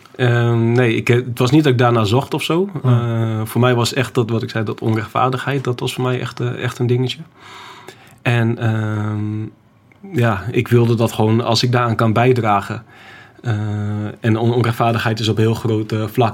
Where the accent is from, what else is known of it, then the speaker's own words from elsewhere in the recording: Groningen, Netherlands; also born or lived in Schiphol / Apeldoorn; ik kom uit Groningen.